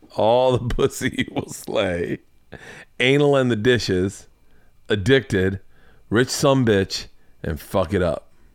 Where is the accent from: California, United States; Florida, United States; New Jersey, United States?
Florida, United States; I'm from Florida